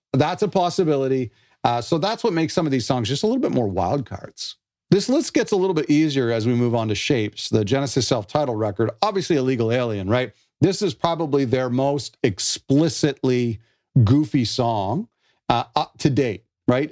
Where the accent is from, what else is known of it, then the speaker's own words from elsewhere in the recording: Canada; I'm not American, I'm Canadian.